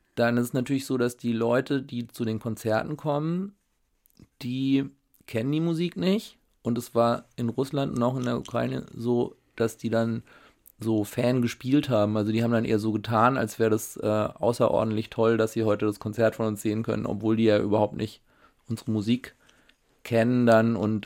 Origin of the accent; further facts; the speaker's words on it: Schönenberg, Baden-Württemberg, Germany; moved away as an adult; also born or lived in Switzerland; now in Berlin, Germany; im Schwarzwald bin ich aufgewachsen